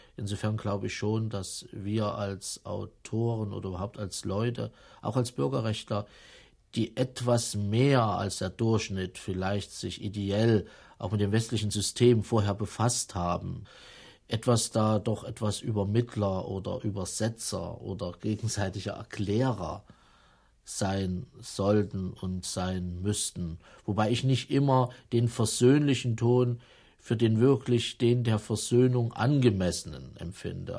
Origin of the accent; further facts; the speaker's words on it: Jena, Thuringia, Germany; moved away as an adult; also born or lived in East Berlin; Ich bin in Thüringen geboren, in, in einer kleineren Stadt, Jena